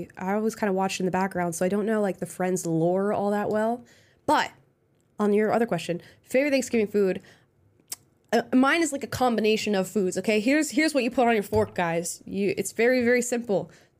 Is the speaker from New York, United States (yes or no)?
no; Florida, United States; Well, I am from Florida, but for some reason, I didn't get any of, like, I didn't get a Southern draw, and it makes me so upset.